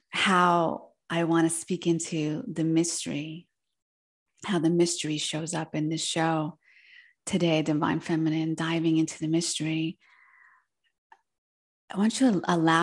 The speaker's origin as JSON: {"language": "English", "region": "New Jersey", "country": "United States", "tie": "born or raised there", "first_language": "Spanish", "second_language": "English", "said": "I was born in New Jersey, where I grew up, and my parents, being from Argentina, they moved there just before I was born"}